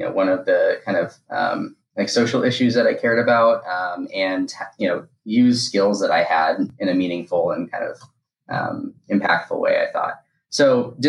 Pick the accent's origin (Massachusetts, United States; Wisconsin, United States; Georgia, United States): Massachusetts, United States; Boston; I grew up in the Boston area